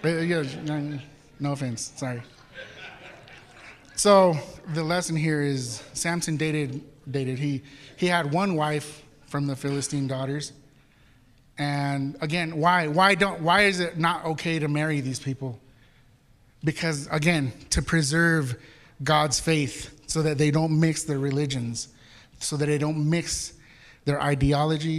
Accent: Mexico City, Mexico; moved away; I'm from Mexico City where we say Chihuahua

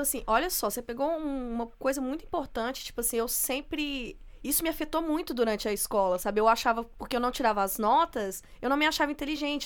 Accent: interior of Minas Gerais, Brazil; eu sou do interior de Minas

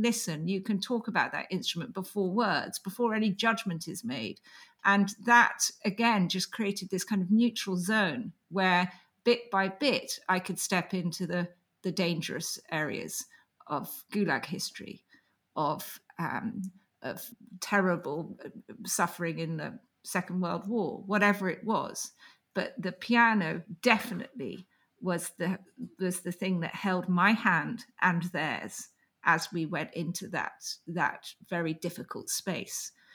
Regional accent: England, United Kingdom; I'm an English writer

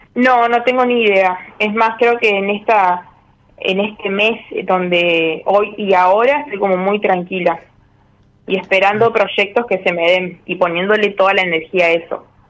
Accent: Entre Ríos, Argentina; de Entre Ríos

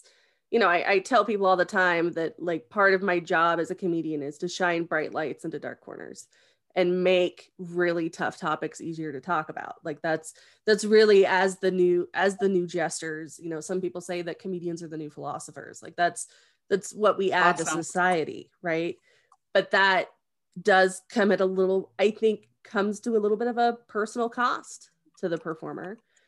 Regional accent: West Virginia, United States; The like, only for real, thing, I'm from West Virginia.

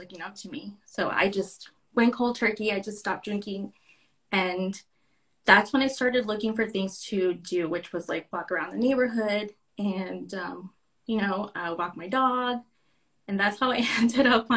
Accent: Santa Ana, California, United States; now in Tucson, United States; I was born in Santa Ana, California. So I moved here to Tucson.

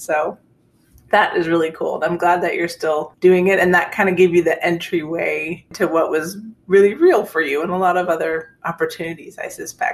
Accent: Canada; I'm a Canadian

